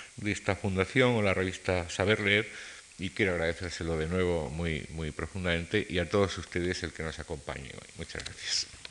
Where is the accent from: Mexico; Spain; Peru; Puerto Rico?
Spain; Como españoles